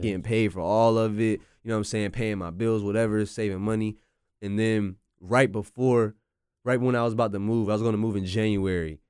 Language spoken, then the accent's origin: English; North Carolina, United States; I'm from North Carolina